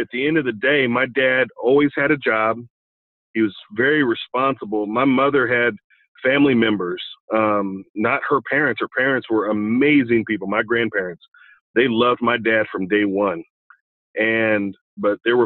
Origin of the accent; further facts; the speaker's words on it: Olathe, Kansas, United States; I grew up in Olathe, Kansas, okay, a suburb of Kansas City.